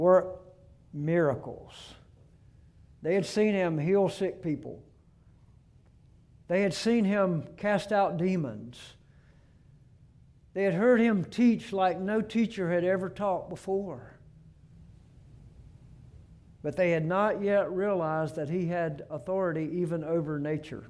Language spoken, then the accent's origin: English; Gulf Coast, United States; moved away; I grew up on the Gulf Coast for 17 years, and I've lived here at the beach for 37 years